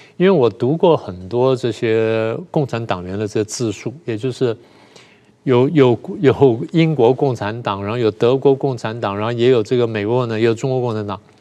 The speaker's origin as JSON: {"language": "Chinese", "country": "Taiwan", "said": "你讲的都是我们台湾人"}